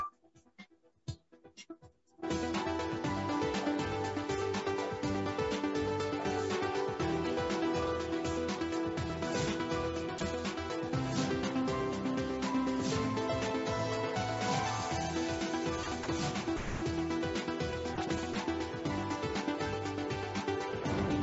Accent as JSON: {"language": "English", "country": "China", "said": "I'm from China."}